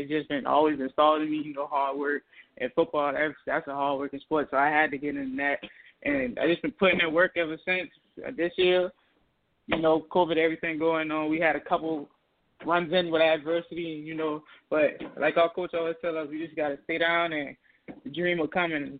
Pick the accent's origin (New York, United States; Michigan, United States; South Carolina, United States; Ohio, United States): South Carolina, United States; North Charleston; I'm from Charleston, South Carolina, right there in the middle of North Charleston.